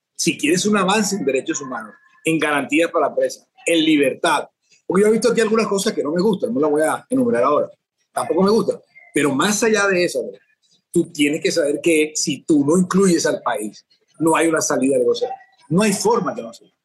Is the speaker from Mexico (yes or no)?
no; Colombia; moved away as an adult; now in Venezuela; mi país